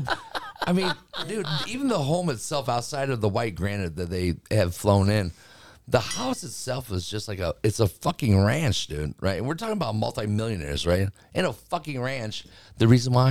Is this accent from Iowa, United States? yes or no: yes; Cedar Falls, Iowa, United States; moved away as an adult; also born or lived in California; I was born in Cedar Falls, Iowa.